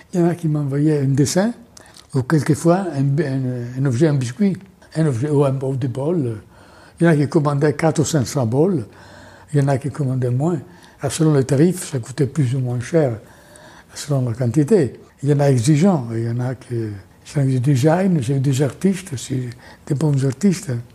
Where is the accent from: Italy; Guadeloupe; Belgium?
Italy; French is a second language; moved away as an adult; now in France; On dit comme ça en Italie